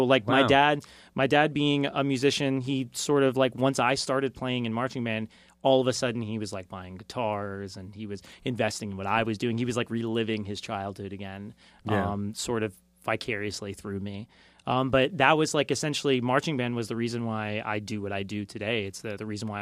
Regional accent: Boca Raton, Florida, United States; I grew up in West Boca, so it was like an affluent area

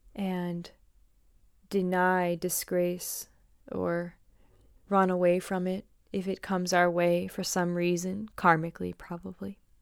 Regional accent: St. Louis, Missouri, United States; I'm from Saint Louis, where there's, like, lots of farmer type people around

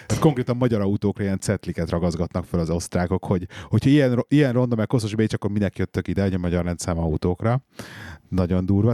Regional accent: Hungary; now in England, United Kingdom; mi itt vagyunk ugye angliai magyarok

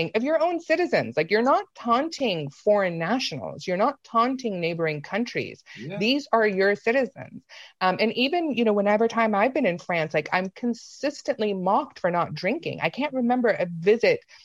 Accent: United States; as an American

